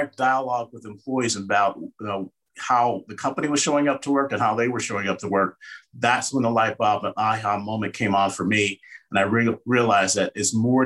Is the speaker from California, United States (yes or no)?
no; Cincinnati, Ohio, United States; also born or lived in Bloomington, Indiana; now in Denver, United States; We currently reside in Denver, Colorado. Born and raised in Cincinnati, Ohio